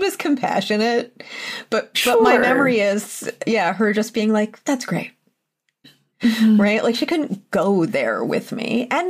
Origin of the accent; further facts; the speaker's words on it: Mount Nittany, Pennsylvania, United States; Mount Nittany, which is the mountain in my hometown.